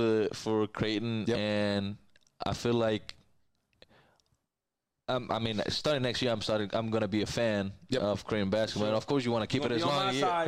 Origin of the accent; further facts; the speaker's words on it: Santa Fe, Argentina; now in Omaha, United States; my hometown in Argentina, it's 40 minutes away from his city.